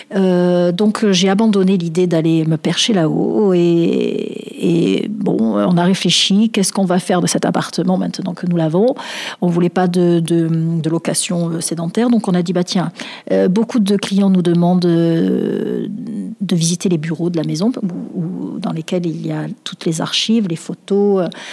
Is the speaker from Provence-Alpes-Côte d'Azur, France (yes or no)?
yes; Marseille, Provence-Alpes-Côte d'Azur, France; j'ai vécu à Noailles, j'ai grandi à Noailles. Je, je suis une enfant de Noailles, vraiment